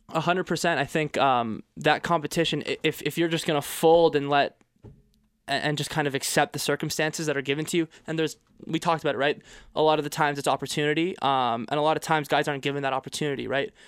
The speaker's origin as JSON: {"language": "English", "region": "Quebec", "country": "Canada", "tie": "born or raised there", "also_born_or_lived": "United States", "moved": "yes", "lives_now": "Toronto, Canada", "said": "I grew up in Quebec."}